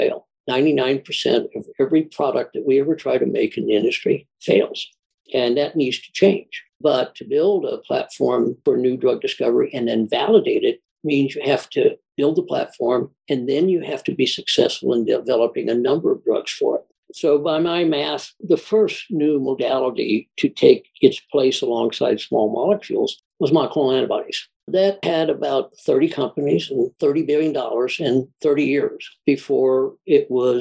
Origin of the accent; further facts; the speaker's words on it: Indianapolis, Indiana, United States; moved away as an adult; also born or lived in Houston, Texas; I grew up in Indianapolis, Indiana